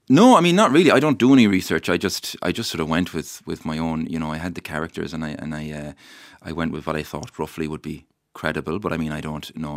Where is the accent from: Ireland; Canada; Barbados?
Ireland; Mayo, Connacht; the place I love where I'm from